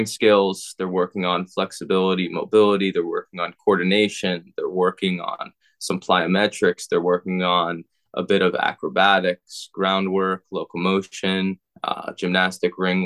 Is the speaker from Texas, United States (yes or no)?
no; Long Island, New York, United States; now in St. Petersburg, United States; I grew up in Long Island, New York